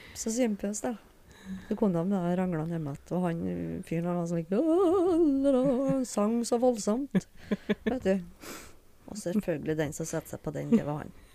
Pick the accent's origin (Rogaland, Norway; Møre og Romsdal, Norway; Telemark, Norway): Møre og Romsdal, Norway; Smøla; born or raised there; also born or lived in Fredrikstad